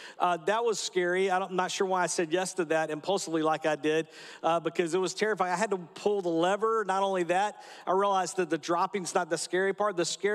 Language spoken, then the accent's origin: English; Georgia, United States; I'm here from Atlanta, sort of the Atlanta area, but I grew up at a little town about 20 miles north of here